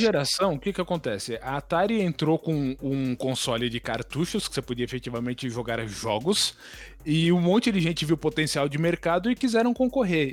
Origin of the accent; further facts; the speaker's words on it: Taboão da Serra, São Paulo, Brazil; Quando eu era criança, ainda morava no Taboão da Serra